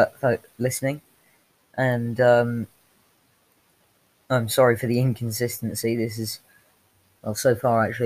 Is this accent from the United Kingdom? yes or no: yes; United Kingdom; I'm British